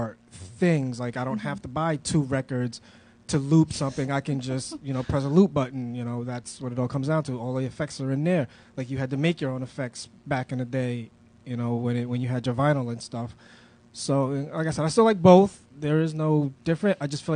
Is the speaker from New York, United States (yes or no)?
yes; New York City, New York, United States; moved away as an adult; now in Providence, United States; I was a club kid, you know. I grew up in New York City